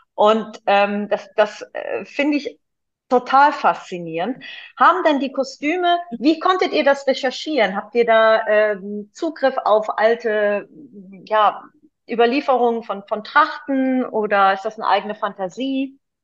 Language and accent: German; Cologne, North Rhine-Westphalia, Germany; als Kölnerin